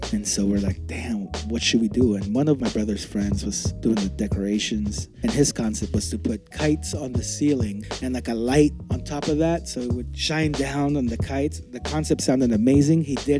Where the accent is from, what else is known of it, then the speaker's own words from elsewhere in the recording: Mexico City, Mexico; now in San Francisco, United States; I was born in Mexico City.